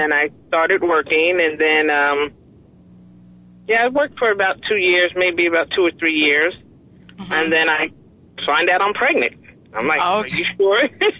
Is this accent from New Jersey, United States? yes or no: yes; Madison, New Jersey, United States; also born or lived in Morristown, New Jersey; Growing up in Madison, I didn't appreciate it then because I thought it was boring. There was no excitement.